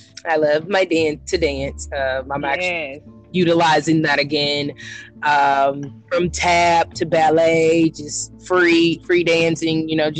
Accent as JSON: {"language": "English", "town": "Galveston", "region": "Texas", "country": "United States", "tie": "born or raised there", "said": "I was born in Galveston, raised in Galveston also."}